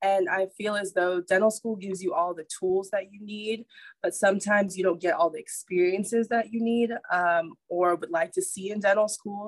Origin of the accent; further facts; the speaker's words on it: Nassau, New Providence, Bahamas; now in Nashville, United States; I'm originally from Nassau, Bahamas